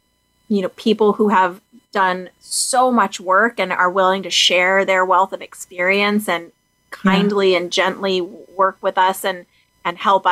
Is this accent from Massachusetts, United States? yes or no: yes; Boston, Massachusetts, United States; I'm an East Coast gal. I'm from Boston